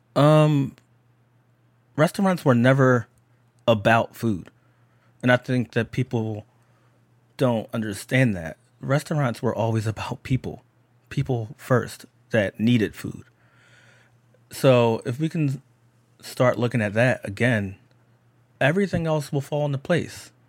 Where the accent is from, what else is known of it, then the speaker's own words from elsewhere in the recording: Philadelphia, Pennsylvania, United States; I'm just a black person from Philadelphia and that I'm American